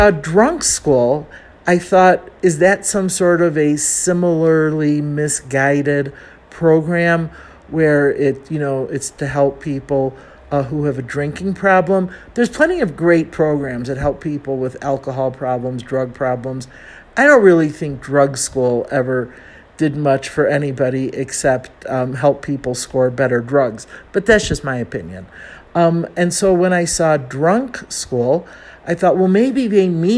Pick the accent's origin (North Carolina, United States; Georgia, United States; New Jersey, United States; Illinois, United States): Illinois, United States; Chicago; accent: Chicago; moved away as an adult; now in Mexico City, Mexico; I'm from Chicago